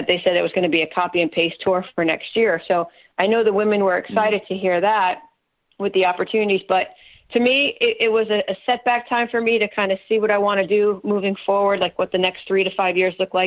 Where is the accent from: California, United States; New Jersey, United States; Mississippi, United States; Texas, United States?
New Jersey, United States; moved away as an adult; also born or lived in Morehead, Kentucky; I went to Morehead State and I was from New Jersey, so I was a good 9.5 hours away from home.